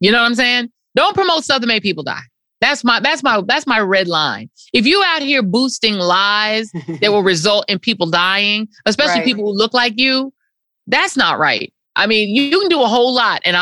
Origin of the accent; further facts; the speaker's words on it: New York City, New York, United States; I'm from Brooklyn